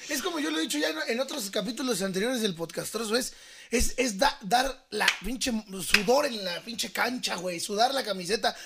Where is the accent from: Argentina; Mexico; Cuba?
Mexico; nosotros mexicanos